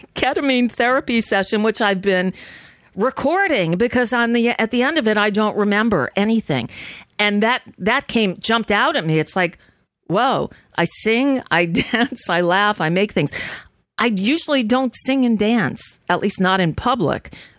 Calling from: United States; Yes, hi. I'm calling from the United States. I'm just concerned about what's happening over there today.

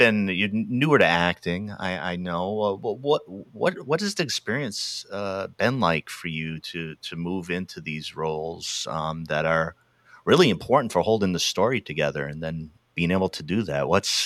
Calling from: Eugene, Oregon, United States; And I'm calling out from Eugene, Oregon, Tracktown, USA, home of the Ducks.

